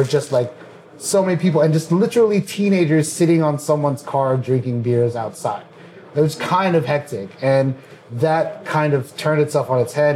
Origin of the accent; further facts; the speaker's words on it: Washington, District of Columbia, United States; also born or lived in Fairfax, Virginia; I was born in Washington DC